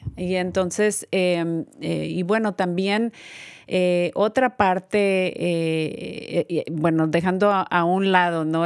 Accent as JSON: {"language": "Spanish", "country": "Mexico", "moved": "yes", "said": "yo también soy de México"}